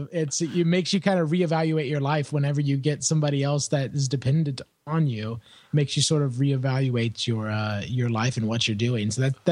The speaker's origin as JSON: {"language": "English", "town": "Indianapolis", "region": "Indiana", "country": "United States", "tie": "born or raised there", "said": "I was born and raised in Indianapolis, Indiana, Midwestern boy, as we say over here in the States."}